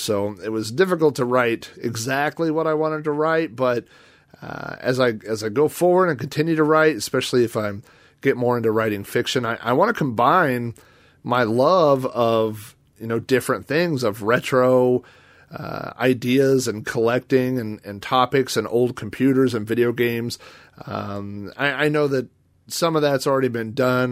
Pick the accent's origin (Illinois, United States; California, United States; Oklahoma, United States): Oklahoma, United States; Yukon; my hometown, the town I live in, Yukon, Oklahoma